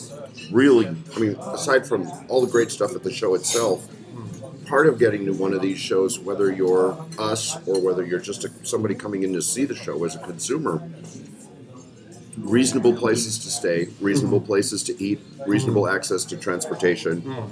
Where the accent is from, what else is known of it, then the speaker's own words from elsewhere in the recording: United States; my observation as an American